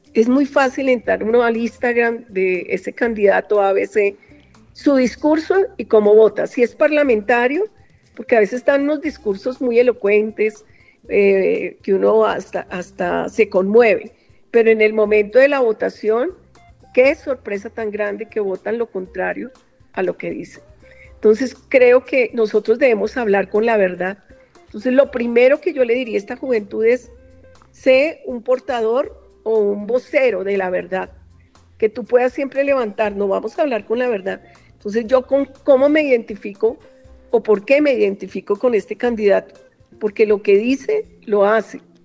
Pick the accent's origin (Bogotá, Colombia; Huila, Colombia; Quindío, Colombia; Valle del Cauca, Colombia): Bogotá, Colombia; yo soy bogotana